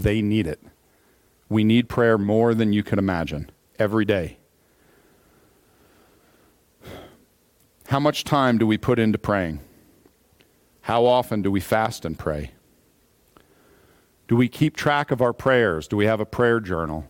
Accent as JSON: {"language": "English", "country": "United States", "said": "as an American"}